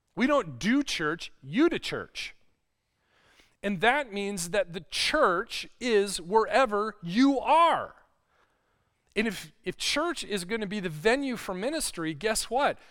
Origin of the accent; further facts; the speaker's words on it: Lake Michigan, Midwest, United States; I grew up on Lake Michigan